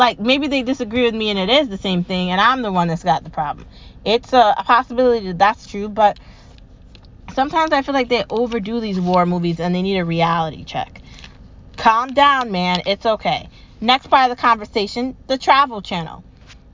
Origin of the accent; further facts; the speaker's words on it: United States; I'm an American